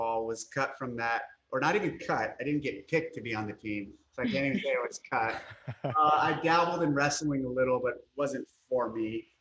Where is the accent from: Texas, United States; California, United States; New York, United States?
California, United States; also born or lived in San Jose, California / San Diego, California; I actually was born and raised in California